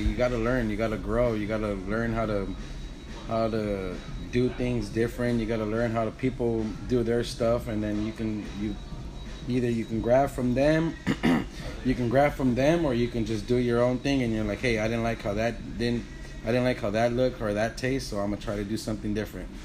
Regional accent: Wilmington, California, United States; also born or lived in Houston, Texas; I was born and raised in Wilmington. Went to Wilmington Park Elementary. Went to Wilmington Junior High, uh-huh. and then I went to Phineas Banning High School

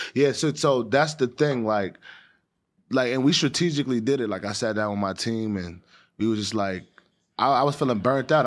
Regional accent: New York City, New York, United States; growing up in Harlem

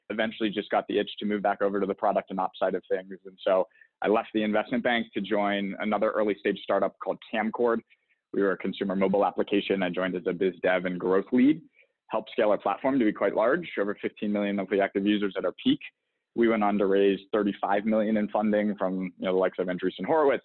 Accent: Pittsburgh, Pennsylvania, United States; moved away as an adult; also born or lived in Boston; I'm originally from the East Coast, born and raised in Pittsburgh, Pennsylvania.

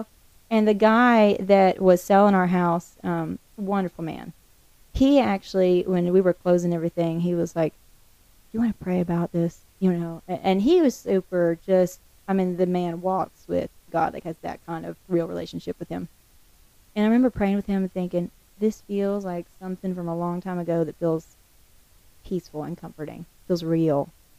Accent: the Ozarks, United States; I grew up in the Ozarks. I mean, we lived in the middle of nowhere. I went out my back door and I was in the woods.

